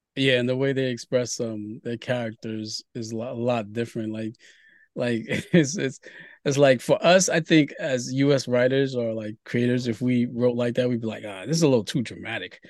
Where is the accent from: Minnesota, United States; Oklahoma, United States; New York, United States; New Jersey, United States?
New York, United States; Brooklyn; also born or lived in Haiti / Queens / Harlem; now in Bronx, United States; I grew up in Brooklyn